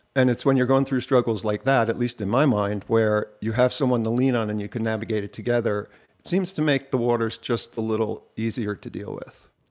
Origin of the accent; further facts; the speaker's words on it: Jersey Shore, New Jersey, United States; I'm from the Jersey Shore